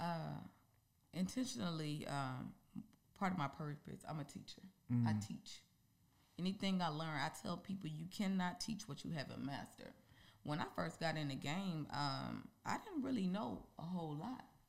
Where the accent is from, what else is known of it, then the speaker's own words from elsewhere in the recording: Mississippi, United States; moved away as an adult; now in Georgia, United States; I really love I love my hometown and I really mm-hmm. love Mississippi